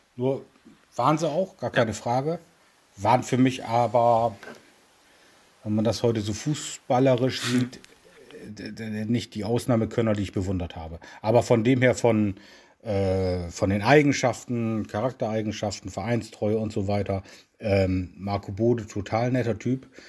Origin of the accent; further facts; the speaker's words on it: Bremen, Germany; Ich bin in Bremen geboren und bin selbstverständlich nun bei Werder Bremen groß geworden